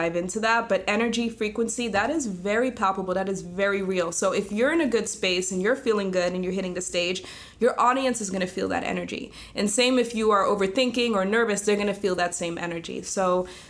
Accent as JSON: {"language": "English", "country": "Netherlands", "tie": "born or raised there", "moved": "yes", "lives_now": "United States", "said": "I grew up in Holland"}